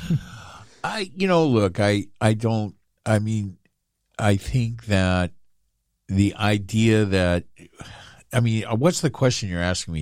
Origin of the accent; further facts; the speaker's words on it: United States; I think of myself as American and only American